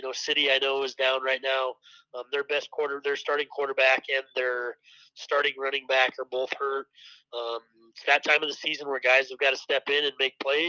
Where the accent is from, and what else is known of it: small town Iowa, United States; born or raised there